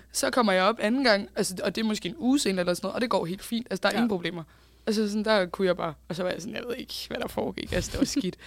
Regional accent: Bagsværd, Capital Region of Denmark, Denmark; jeg er jo fra Bagsvær

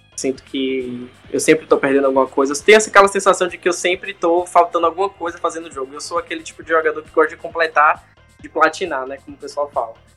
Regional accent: Salvador, Bahia, Brazil; now in United States; sou de Salvador, atualmente moro aqui nos Estados Unidos

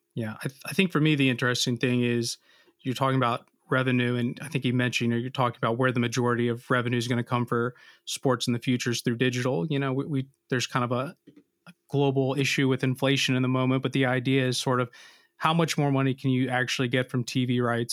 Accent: United States; as an American, you know, being a non-Brit

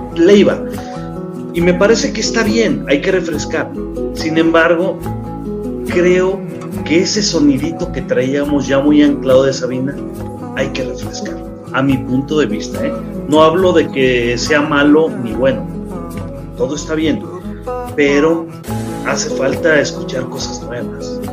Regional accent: Mexico; tenemos el orgullo de ser mexicanos

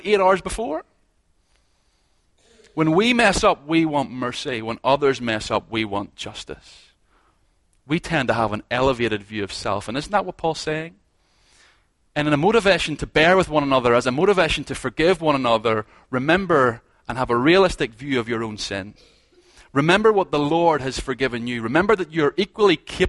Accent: Ballymena, Northern Ireland, United Kingdom; moved away; I'm from Ballymena

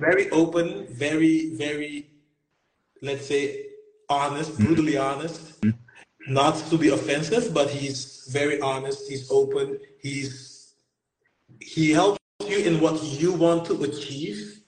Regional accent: Curaçao; we're from Curacao

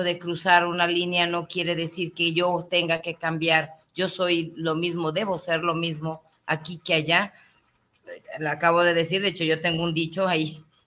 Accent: Mexico

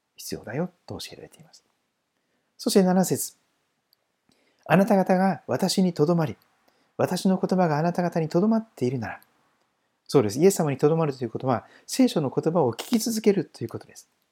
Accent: Toyohashi, Aichi, Japan; 私は愛知県の豊橋のところで育った

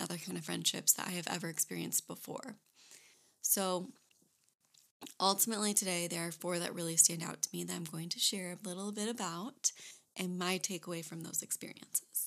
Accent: Michigan, United States; moved away as an adult; also born or lived in Florida Keys; now in North Carolina, United States; I am originally from Michigan

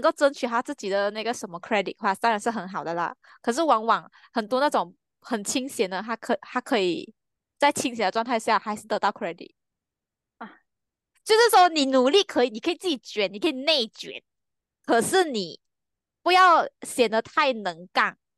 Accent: Malaysia; 我是马来西亚人

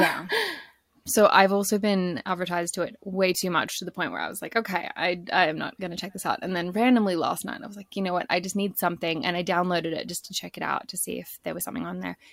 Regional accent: Australia; moved away as an adult; also born or lived in British Columbia, Canada; i'm from australia originally but i lived in bc for almost four years

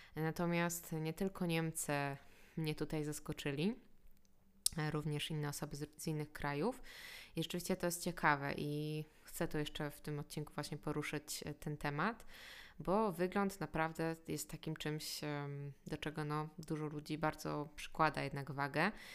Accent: Poland; jak my myślimy jako Polacy, to jest naprawdę wynikiem tego, gdzie się urodziliśmy

